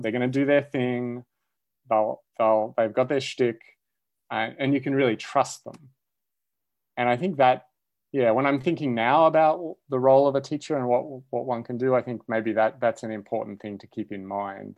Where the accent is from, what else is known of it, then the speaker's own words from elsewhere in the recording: Australia; moved away as an adult; now in United States; I grew up in Australia and went to university there